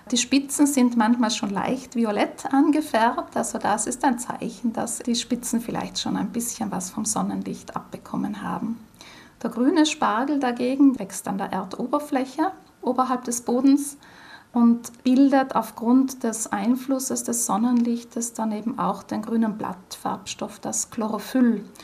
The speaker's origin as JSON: {"language": "German", "region": "Trentino-Alto Adige", "country": "Italy", "said": "Bei uns in Südtirol ist die sogenannte Bozner Soße mit frischem Schnittlauch beliebt, auf der Basis von hartgekochten Eiern."}